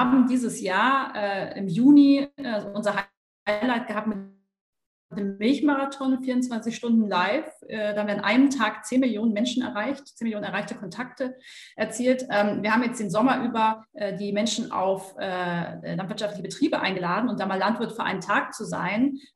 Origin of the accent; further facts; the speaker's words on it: Bavaria, Germany; also zum einen komme ich aus dem Allgäu und so dieses Bild Kühe auf der Weide ist für mich totales Heimatgefühl.